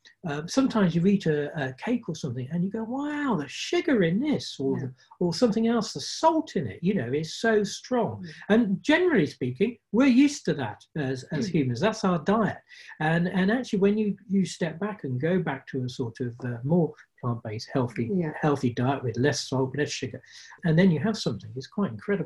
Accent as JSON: {"language": "English", "country": "United Kingdom", "moved": "as an adult", "said": "we're British"}